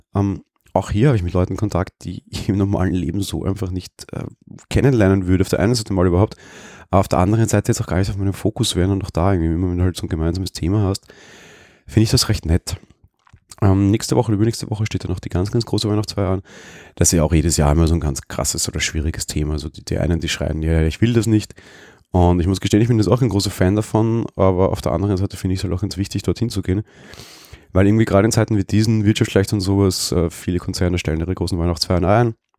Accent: Vienna, Austria; ich als Wiener.

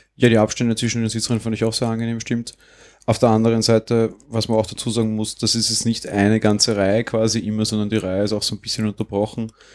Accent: Austria; Bei uns in Österreich

